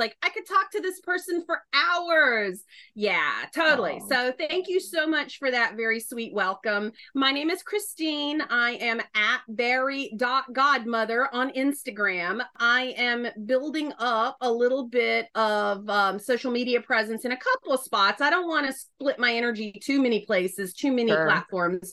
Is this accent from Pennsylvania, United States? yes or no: no; North Carolina, United States; accent: Southern; now in Philadelphia, United States; I'm a Southerner. The bulk of my growing up years were in North Carolina. So I've never lost the accent